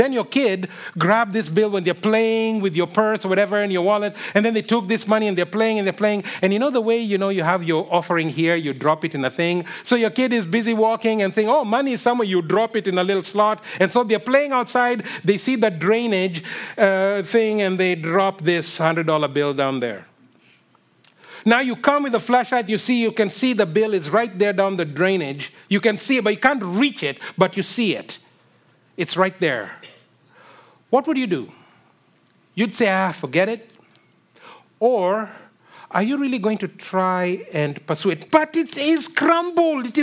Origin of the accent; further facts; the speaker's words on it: Kenya; moved away; I grew up in Kenya